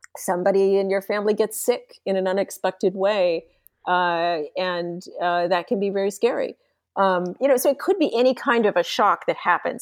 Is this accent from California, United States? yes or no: yes; San Diego, California, United States; born or raised there